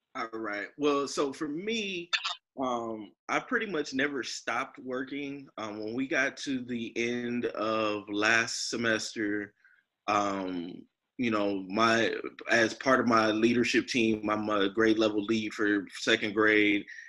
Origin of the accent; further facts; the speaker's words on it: Inglewood, California, United States; being born and raised in Inglewood